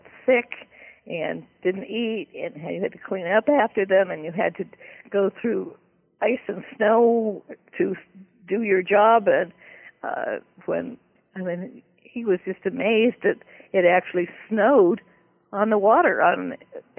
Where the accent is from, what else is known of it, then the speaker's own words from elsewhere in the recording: Berkeley, California, United States; I belonged to the Young Authors Club of the Berkeley Daily Gazette where I was growing up in California.